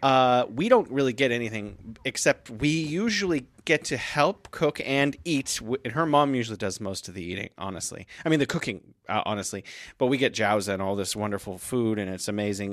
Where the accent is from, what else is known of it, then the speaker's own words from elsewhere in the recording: United States; now in Beijing, China; I was an American in America